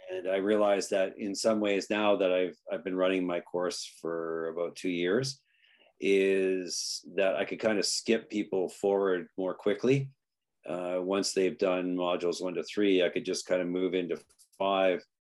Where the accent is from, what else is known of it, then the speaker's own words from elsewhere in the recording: Canada; also born or lived in Greece / England; now in Chichester, United Kingdom; as a Canadian